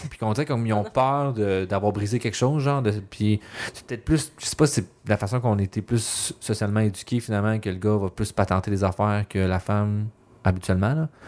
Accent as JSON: {"language": "French", "town": "Laval", "region": "Quebec", "country": "Canada", "also_born_or_lived": "Montreal", "moved": "yes", "said": "je viens de Laval, c'est encore pire. Moi, je suis un vrai banlieusard"}